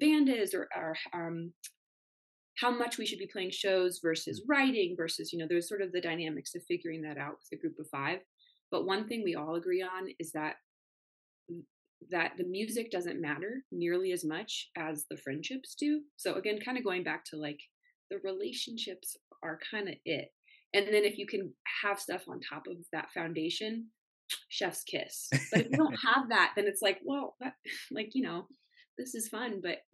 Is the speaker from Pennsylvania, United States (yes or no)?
no; Denver, Colorado, United States; as we grew up here in Denver